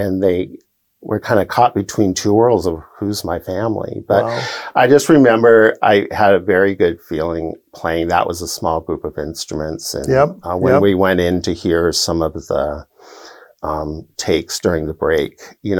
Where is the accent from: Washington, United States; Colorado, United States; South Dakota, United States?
Washington, United States; Seattle; I get to play in my hometown